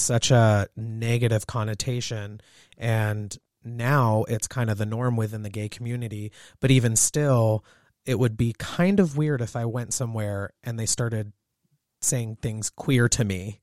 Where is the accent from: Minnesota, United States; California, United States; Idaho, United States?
California, United States; Southern; now in Montana, United States; I grew up in Southern California and I'm half Asian